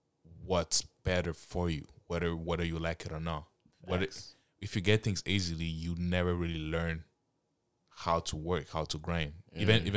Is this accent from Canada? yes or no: yes; Canada; also born or lived in Africa; I grew up in Africa for like 9 years when I was a kid. And I grew up in Canada. And I'll be honest, I've noticed a lot of changes when I came in a Western country.